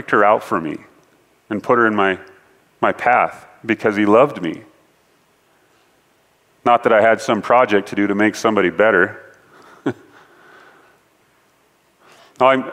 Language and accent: English; Ellensburg, Washington, United States; moved away as an adult; now in Colorado, United States; In Ellensburg, where we're from, you get to choose between two types of weather